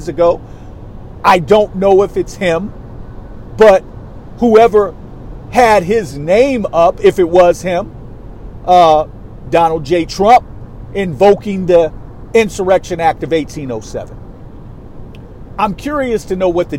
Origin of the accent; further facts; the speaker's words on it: New York, United States; I'm a New Yorker